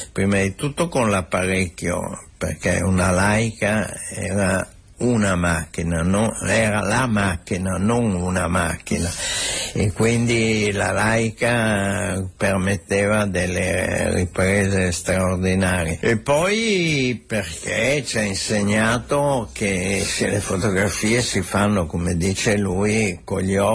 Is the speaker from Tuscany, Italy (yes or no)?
no; Santa Margherita Ligure, Liguria, Italy; born there; Margherita però, però, fotograficamente sono